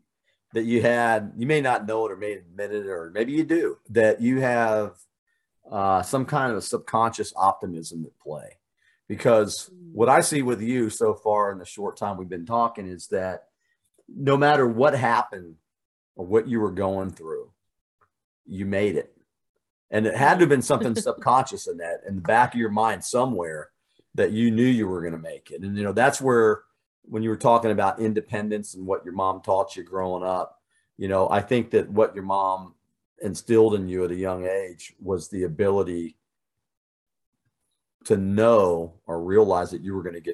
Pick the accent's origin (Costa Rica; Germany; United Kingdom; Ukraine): Germany; born there; but I was born in Germany.